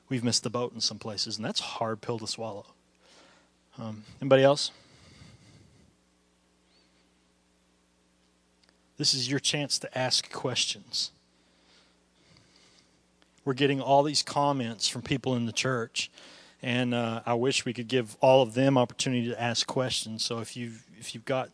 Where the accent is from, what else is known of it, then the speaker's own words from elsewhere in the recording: United States; we are as American Christians